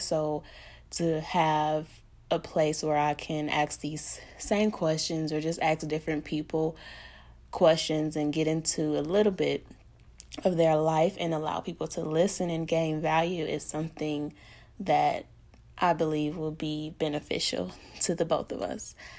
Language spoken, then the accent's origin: English; Pine Bluff, Arkansas, United States; also born or lived in Milwaukee, Wisconsin; I was born in Milwaukee, Wisconsin, but raised in the great Pine Bluff, Arkansas